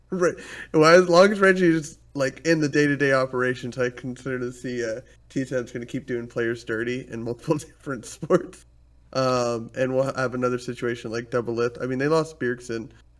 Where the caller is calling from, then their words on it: Atlanta, Georgia, United States; Atlanta, Georgia.